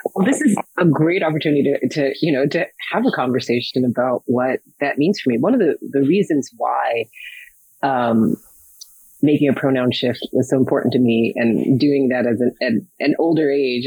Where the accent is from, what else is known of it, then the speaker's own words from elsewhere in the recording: Minnesota, United States; I was born in Minnesota